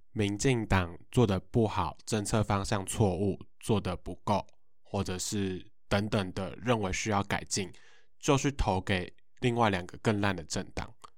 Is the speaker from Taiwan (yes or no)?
yes; Hsinchu, Taiwan; 那尤其我自己是新竹人